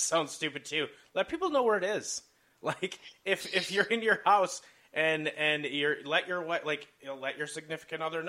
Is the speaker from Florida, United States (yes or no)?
no; Rock River, Wisconsin, United States; growing up around the Rock River up in Wisconsin